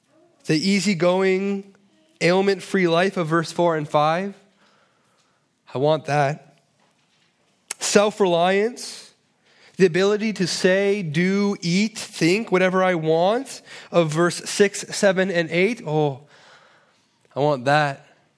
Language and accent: English; Toronto, Ontario, Canada; Believe me, I'm from Toronto. Here is very, very good.